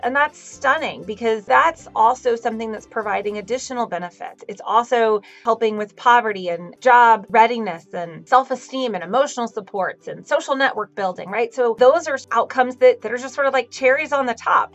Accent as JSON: {"language": "English", "region": "Texas", "country": "United States", "tie": "born or raised there", "moved": "yes", "lives_now": "Connecticut, United States", "said": "my home state, which is Texas"}